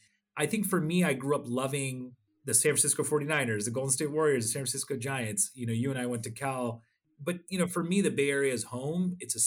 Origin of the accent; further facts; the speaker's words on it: Odisha, India; I was from Orissa and I speak Oriya fluently. And I come from a family of people that were very proud of being journalists and social workers in Orissa, but I was also an Indian.